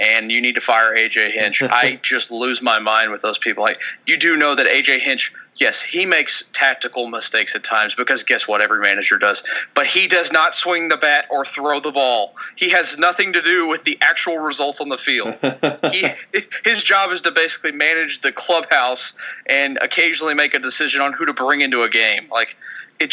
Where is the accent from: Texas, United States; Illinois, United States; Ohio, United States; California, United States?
Texas, United States; Jersey Village; I grew up in the mean streets of Jersey Village playing playing baseball at the end of the street